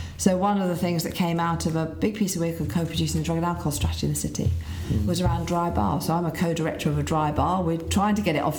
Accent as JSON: {"language": "English", "town": "Leeds", "region": "Yorkshire and the Humber", "country": "United Kingdom", "tie": "born or raised there", "said": "So Leeds is my hometown"}